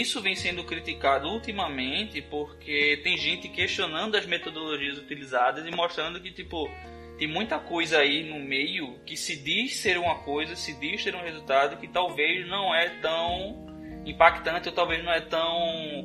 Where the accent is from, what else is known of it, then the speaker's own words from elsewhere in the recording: Northeast Brazil, Brazil; tem muitas palavras no Nordeste que a gente usa